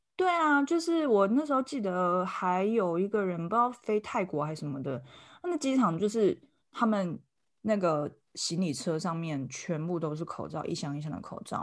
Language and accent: Chinese; Taiwan; 我们台湾人